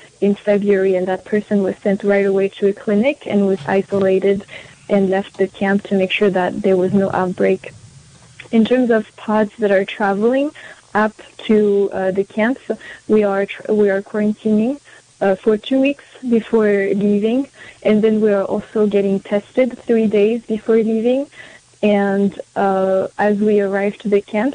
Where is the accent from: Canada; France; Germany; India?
France; also born or lived in Paris, France / Tahiti, French Polynesia; now in United States; I am an immigrant in the United States. I am white identifying. I grew up in Paris, in France, and in Tahiti, on a Pacific island